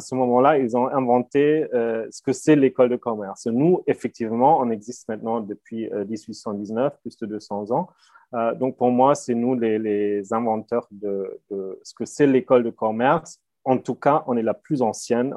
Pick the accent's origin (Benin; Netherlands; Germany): Germany; first language German; French is a second language; moved away; je, je, parle allemand, enfin, effectivement très bien parce que je suis allemand